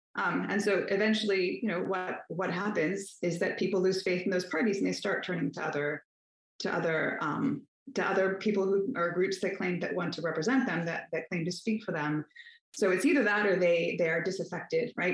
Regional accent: Northern Virginia, United States; I grew up in Northern Virginia

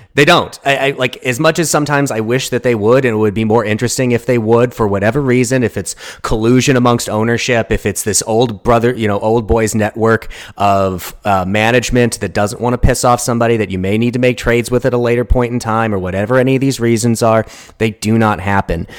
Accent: St. Louis, Missouri, United States; I grew up in the St. Louis area

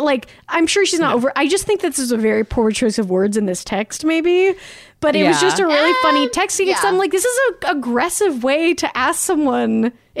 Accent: Salt Lake City, Utah, United States; born or raised there; moved away

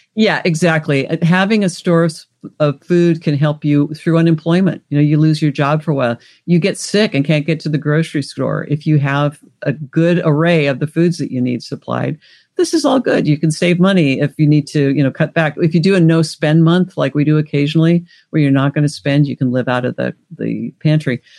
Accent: Washington, United States; also born or lived in Alaska; now in Los Angeles, United States; I grew up in Washington State, lived in Alaska. I'm now in California

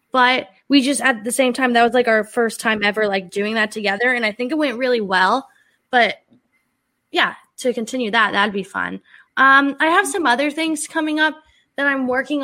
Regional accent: Ohio, United States; now in Pittsburgh, United States; I'm from Ohio

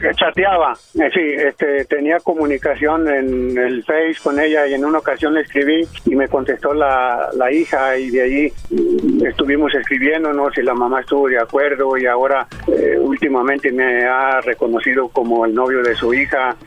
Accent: Jalisco, Mexico; Yo soy de Jalisco.

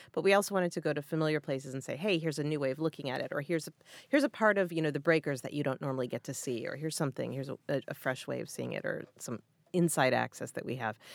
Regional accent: near Hartford, Connecticut, United States; I grew up near Hartford, Connecticut, and worked at a West Indian bakery.

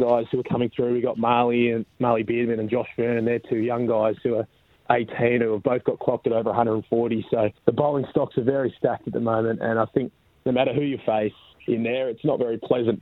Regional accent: Mandurah, Western Australia, Australia; also born or lived in Perth; I was born in born in Mandurah

